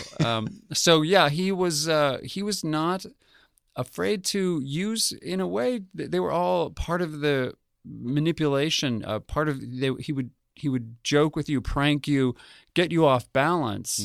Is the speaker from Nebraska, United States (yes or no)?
no; Albuquerque, New Mexico, United States; I grew up in Albuquerque, New Mexico